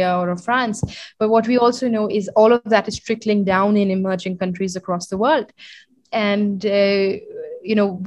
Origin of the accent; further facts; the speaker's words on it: New Delhi, Delhi, India; also born or lived in London, United Kingdom; I was born and brought up in New Delhi.